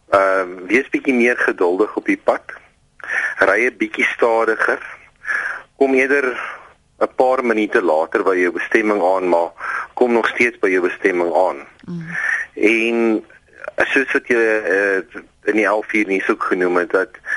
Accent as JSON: {"language": "Afrikaans", "country": "South Africa", "also_born_or_lived": "Pretoria", "said": "ons as Suid-Afrikaners"}